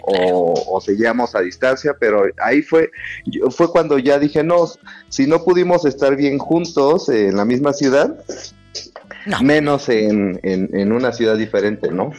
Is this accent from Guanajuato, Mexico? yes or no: no; Isthmus of Tehuantepec, Oaxaca, Mexico; now in Puebla, Mexico; Soy del Istmo de Tehuantepec